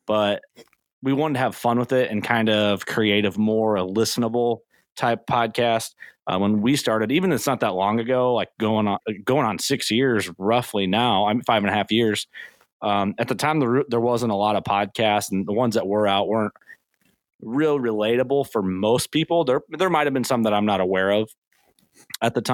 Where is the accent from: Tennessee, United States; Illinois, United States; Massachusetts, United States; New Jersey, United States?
Illinois, United States; I'm from Illinois